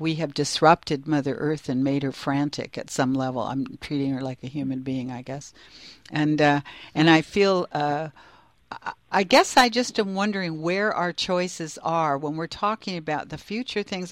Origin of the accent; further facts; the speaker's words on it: Canada; growing up in Canada